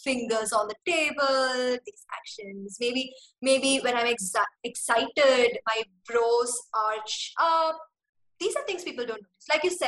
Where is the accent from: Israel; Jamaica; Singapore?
Singapore; as a kid growing up in Singapore, we had to speak in English to other kids.